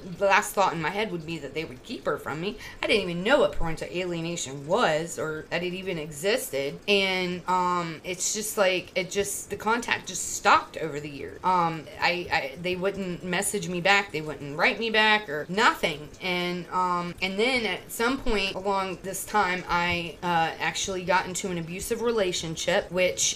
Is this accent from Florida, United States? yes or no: yes; Florida, United States; moved away; also born or lived in Virginia; I'm from Florida